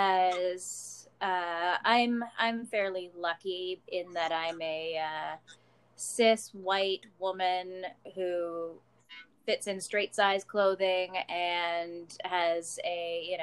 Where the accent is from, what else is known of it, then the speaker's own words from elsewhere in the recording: Canada; I'm a cosplayer from Canada